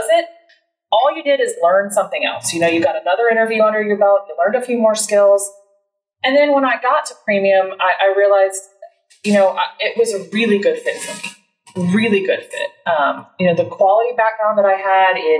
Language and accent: English; Deer Park, Texas, United States; also born or lived in Connecticut; I grew up in the Houston area, born in Connecticut, but got here as fast as I could, they say, courtesy of my dad in the military. Been here since I was six. Grew up in Deer Park.